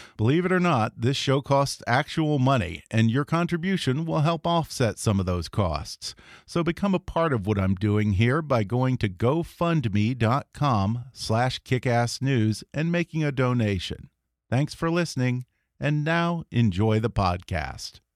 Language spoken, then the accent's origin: English; Texas, United States; I grew up in Texas